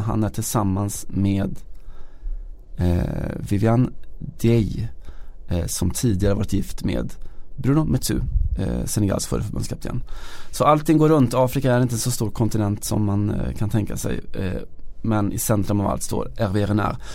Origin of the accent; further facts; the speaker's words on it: Sweden; vi svenskar